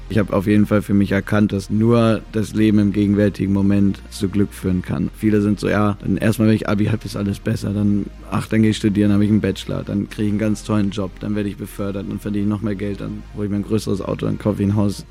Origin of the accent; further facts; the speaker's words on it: Mecklenburg-Vorpommern, Germany; da bin ich im falschen Mecklenburg-Vorpommern aufgewachsen